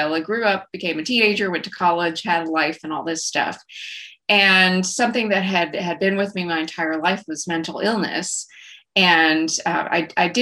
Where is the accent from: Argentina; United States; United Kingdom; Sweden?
United States; rural West Texas; I grew up in rural West Texas, as you can probably tell by my accent. I grew up in a small town out between Lubbock and Abilene